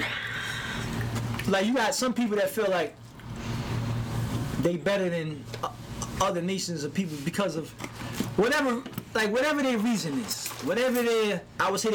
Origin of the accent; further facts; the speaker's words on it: New York City, New York, United States; I'm from Brownsville, Brooklyn